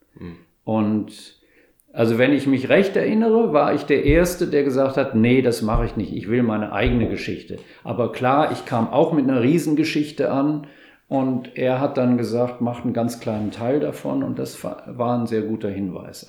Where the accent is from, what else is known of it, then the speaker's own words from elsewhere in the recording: Rhineland, Germany; moved away as an adult; also born or lived in Stuttgart; ich komme eher aus, also aus dem Rheinland